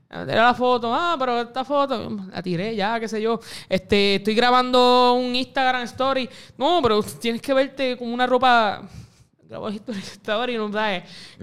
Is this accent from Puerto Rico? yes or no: yes; Puerto Rico; Puerto Rico, me siento puertorriqueño